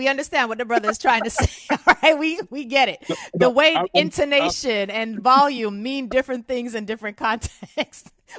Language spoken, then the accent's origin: English; United States; as an American